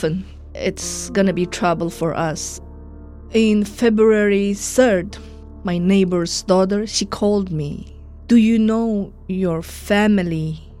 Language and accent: English; Urumqi, Xinjiang, China; now in Washington, D.C., United States; I am from Urumqi, the capital of Uyghur region, Chinese called Xinjiang